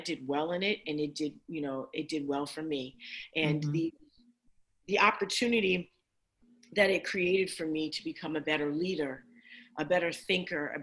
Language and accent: English; Plainfield, New Jersey, United States; also born or lived in Newark, New Jersey; I was born in Newark, New Jersey, raised in Plainfield